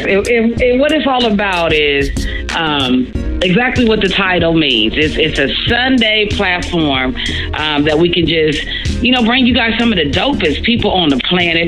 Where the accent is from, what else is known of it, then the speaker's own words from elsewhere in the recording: Ohio, United States; now in Tampa, United States; I'm from Ohio